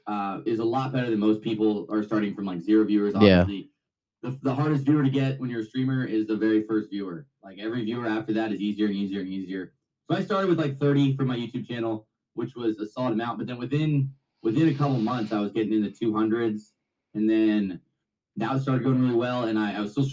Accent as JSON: {"language": "English", "town": "Sacramento", "region": "California", "country": "United States", "also_born_or_lived": "Las Vegas", "said": "I'm from Sacramento"}